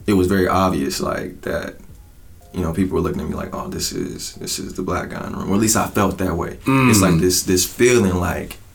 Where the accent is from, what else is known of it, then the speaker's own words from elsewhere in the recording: Atlanta, Georgia, United States; moved away as an adult; also born or lived in Hampton, Georgia; now in Chicago, United States; Most of my life, I grew up on the South Side of Atlanta